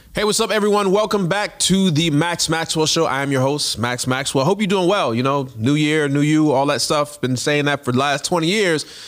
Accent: Jamaica; I'm Jamaican.

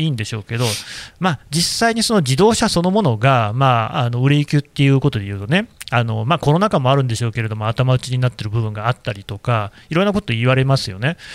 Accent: Nagoya, Aichi, Japan; moved away; 僕もあの、まあ、名古屋というか、愛知県の出身なんですけど

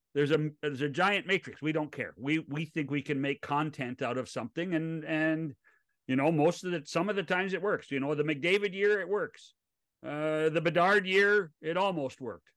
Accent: West Coast, United States; I grew up on the West Coast. I grew up as a National League kid.

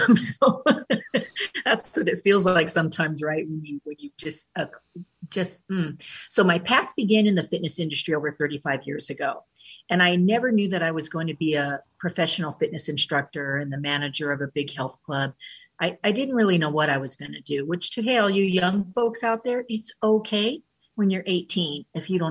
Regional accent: California, United States; also born or lived in Mazatlan, Mexico; now in Honolulu, United States; I was born and raised in California, and then I've been in Honolulu, Hawaii for 18 years.

